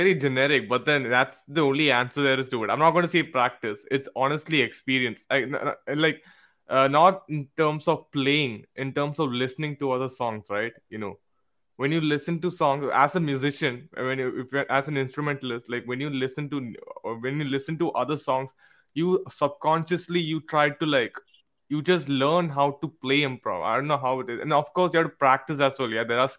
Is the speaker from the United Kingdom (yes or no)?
no; West Bengal, India; now in Mangalore, India; Yes, we are from West Bengal, but then we are from Mangalore as well.